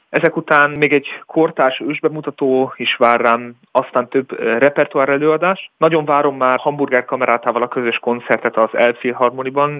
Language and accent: Hungarian; Hungary; now in Würzburg, Germany; az emberek között zenélek, akik között én tulajdonképpen felnőttem